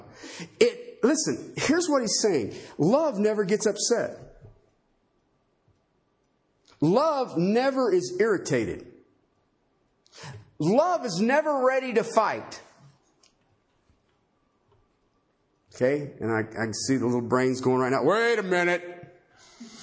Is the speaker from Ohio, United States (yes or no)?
yes; Ohio, United States; I grew up in Ohio